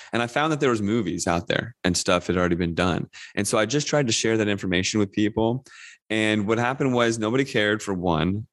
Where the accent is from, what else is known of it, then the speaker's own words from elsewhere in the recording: Northern Virginia, United States; I grew up in Northern Virginia, just outside of DC